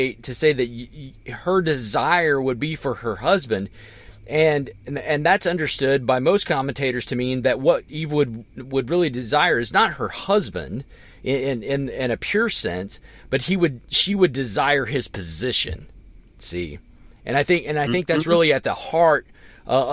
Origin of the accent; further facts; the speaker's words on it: the South, United States; now in Indiana, United States; I grew up in the South.